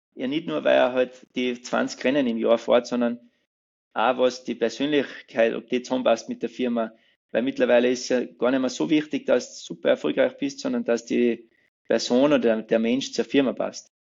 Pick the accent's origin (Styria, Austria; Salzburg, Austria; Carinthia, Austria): Salzburg, Austria; Pfarrwerfen; ich bin ja gebürtiger Fützmoser